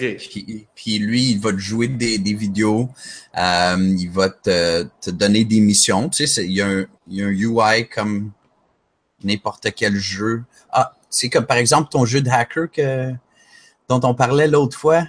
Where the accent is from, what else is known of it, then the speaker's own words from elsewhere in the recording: Montreal, Quebec, Canada; je suis Montréalais